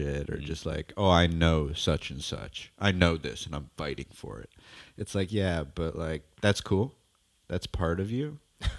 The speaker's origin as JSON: {"language": "English", "town": "Newton", "region": "Massachusetts", "country": "United States", "tie": "born or raised there", "moved": "yes", "lives_now": "New York, United States", "said": "I was born in Newton, Massachusetts, a suburb of Boston."}